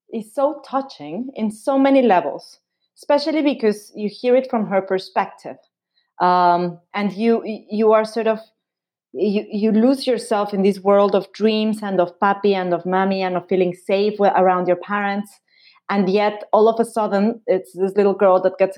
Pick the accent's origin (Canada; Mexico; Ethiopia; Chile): Mexico; now in United States; I've been living in the United States for the past 5 years before, but I grew up in Mexico